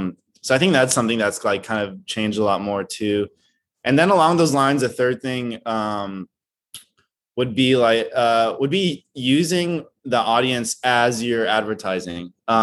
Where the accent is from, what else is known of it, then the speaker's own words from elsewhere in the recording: Brazil; I'm originally from Brazil. So Straight Out of like Brazil or whatever it is.